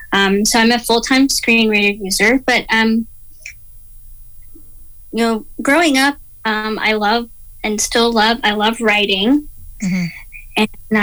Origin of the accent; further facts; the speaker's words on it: Georgia, United States; growing up, I had pretty good vision.